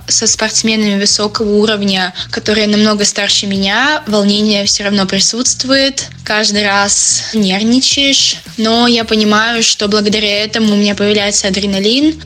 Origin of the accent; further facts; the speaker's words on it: Saint Petersburg, Russia; в моем родном городе в бассейне Невская волна